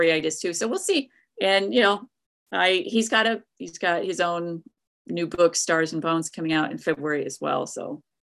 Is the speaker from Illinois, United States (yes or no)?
no; East Tennessee, United States; where I grew up in East Tennessee